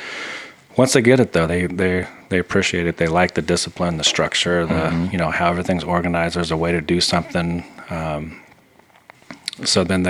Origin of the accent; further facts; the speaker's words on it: Southern California, United States; moved away as an adult; now in League City, United States; Growing up in California